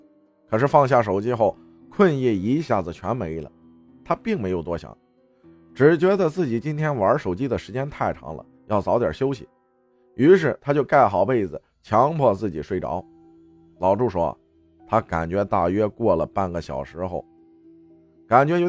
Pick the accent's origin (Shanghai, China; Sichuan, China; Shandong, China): Shandong, China; 我是一个山东人，可能一些句子大家会听不懂，所以理解一下。